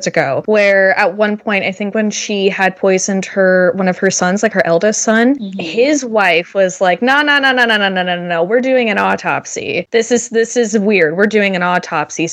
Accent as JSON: {"language": "English", "country": "Canada", "said": "We're Canadian"}